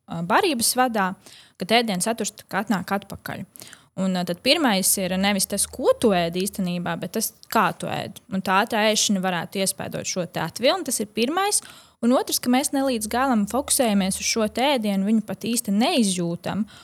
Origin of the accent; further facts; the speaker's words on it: Latvia; Jā, es esmu no Latvijas, kur vecmāmiņa gatavo nu, vienmēr ir pilni galdi.